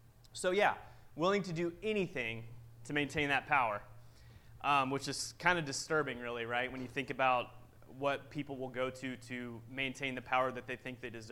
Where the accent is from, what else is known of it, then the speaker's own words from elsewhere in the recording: Missouri, United States; moved away as an adult; also born or lived in St. Louis; now in New Jersey, United States; So, I'm originally from Missouri. I know some of you guys know me. From Missouri. We moved out here about 3 years ago. My wife got a job here in Philly, and we made the trip from St. Louis to here